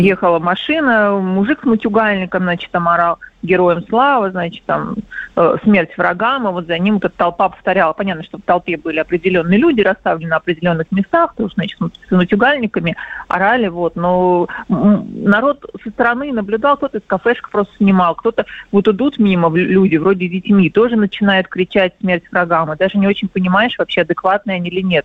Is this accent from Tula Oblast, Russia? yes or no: no; Moscow, Russia; accent: Moscow akanye; мы, конечно, москвичи этого не слышим, что мы акаем